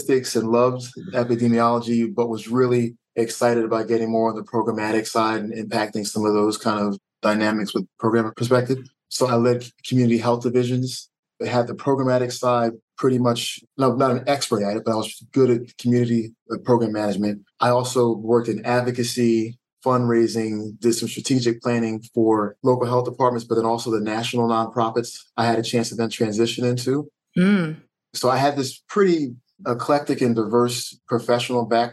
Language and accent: English; Philadelphia, Pennsylvania, United States; So I'm from Philly, West Philadelphia. But what most folks don't also know is that I split time between urban West Philadelphia and rural Pennsylvania when I was growing up